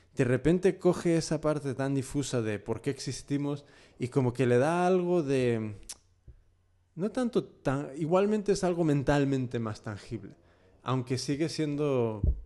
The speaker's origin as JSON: {"language": "Spanish", "region": "California", "country": "United States", "tie": "born or raised there", "also_born_or_lived": "Sinaloa, Mexico", "moved": "as an adult", "lives_now": "Spain", "said": "yo he nacido y me he criado en, California"}